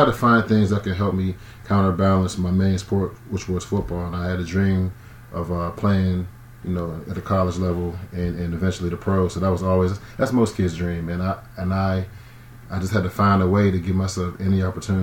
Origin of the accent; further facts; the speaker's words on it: Braddock, Pennsylvania, United States; I'm from Pittsburgh, man. Braddock, to be specific. You know, Woody High all day, Woodland Hills High School.